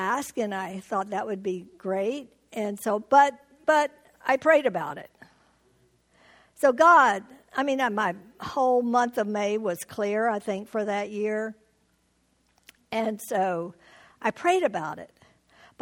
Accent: Houston, Texas, United States; moved away as an adult; now in Tucson, United States; I was born in Houston, Texas, lived all my life in Texas until we moved to Tucson in Arizona 41 years ago.

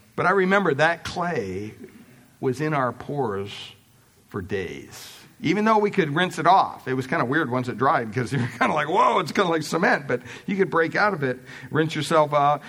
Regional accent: Pennsylvania, United States; Growing up in Pennsylvania, we had quite a bit of property

